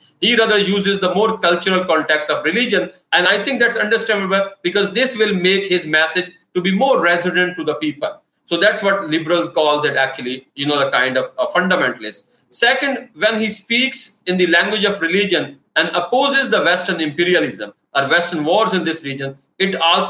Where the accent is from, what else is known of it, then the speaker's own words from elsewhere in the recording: Jhang, Punjab, Pakistan; I come from Jang